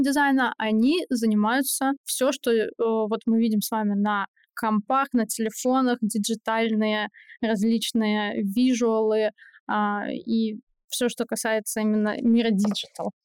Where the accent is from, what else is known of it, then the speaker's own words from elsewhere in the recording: Saint Petersburg, Russia; moved away as an adult; now in Moscow, Russia; я из Питера